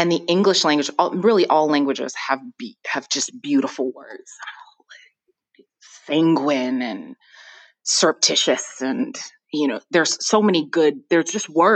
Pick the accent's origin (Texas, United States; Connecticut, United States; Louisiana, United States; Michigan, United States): Michigan, United States; Ann Arbor; also born or lived in Flint, Michigan; I was born in Flint, Michigan, and raised in Ann Arbor, Michigan